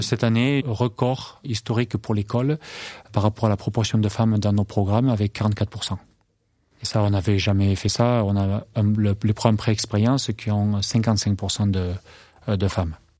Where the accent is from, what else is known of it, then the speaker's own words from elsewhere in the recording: France; moved away as an adult; also born or lived in Minneapolis / London / Wisconsin; je rentre en France, euh, pour être agriculteur